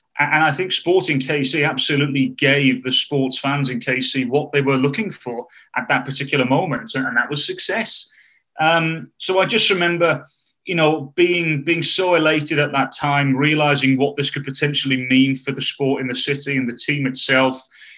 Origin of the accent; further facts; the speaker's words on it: United Kingdom; And I don't even think it was because I'm British. And also, by the way, David, just because we're British